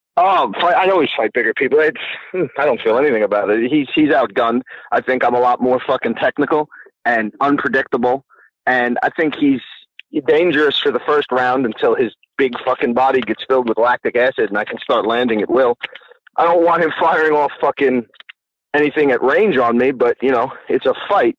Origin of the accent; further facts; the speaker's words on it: Long Island, New York, United States; also born or lived in New Jersey; now in Long Island, United States; I grew up in Long Island, and then I moved to New Jersey for a little while